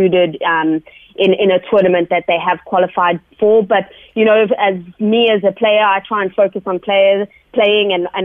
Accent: South Africa; a female South African athlete

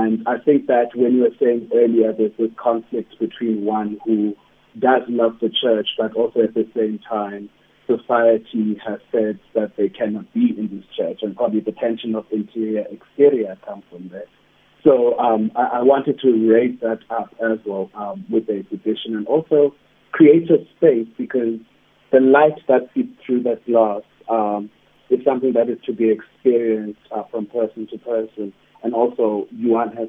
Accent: East London, Eastern Cape, South Africa; moved away; also born or lived in Johannesburg; I grew up in East London

